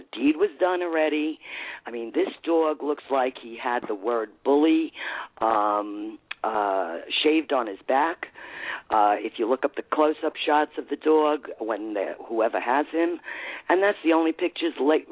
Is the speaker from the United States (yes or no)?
yes; United States; I'm from the United States